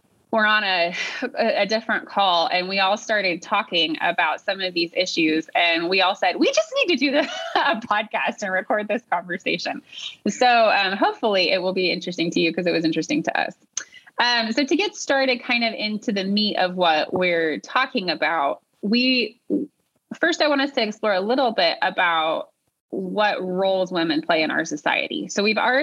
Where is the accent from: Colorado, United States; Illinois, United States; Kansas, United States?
Kansas, United States; moved away as an adult; now in Dallas, United States; I'm originally from Kansas